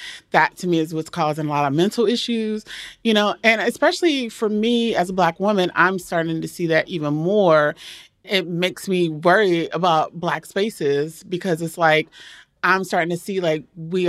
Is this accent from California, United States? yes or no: no; Maryland, United States; Well, my family's from Georgia, but I grew up in Maryland.